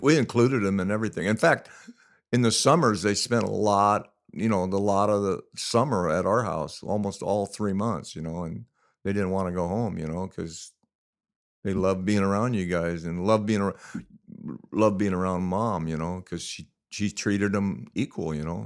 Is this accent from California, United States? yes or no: yes; La Mirada, California, United States; when we were in high school, we grew up in La Mirada